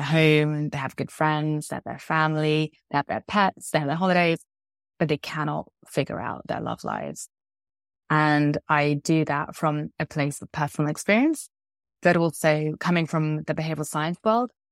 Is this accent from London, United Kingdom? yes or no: yes; London, United Kingdom; also born or lived in Vancouver, Canada; now in Spain; I'm from London, though I now live in Spain